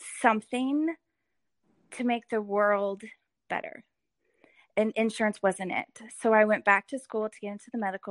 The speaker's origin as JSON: {"language": "English", "town": "Edmond", "region": "Oklahoma", "country": "United States", "tie": "born or raised there", "said": "I grew up in Edmond"}